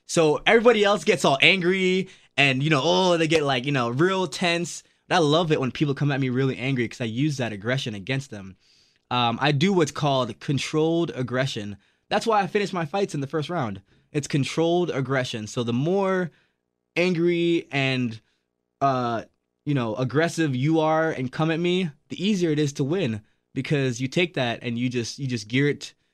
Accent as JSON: {"language": "English", "region": "Florida", "country": "United States", "tie": "born or raised there", "also_born_or_lived": "Jamaica", "lives_now": "Milwaukee, United States", "said": "I was so I was born in Jamaica, grew up in Florida."}